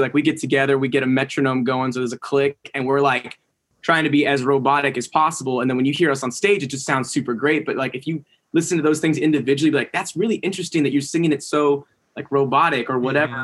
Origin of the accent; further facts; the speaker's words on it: Raleigh, North Carolina, United States; now in Temecula, United States; I was born in Raleigh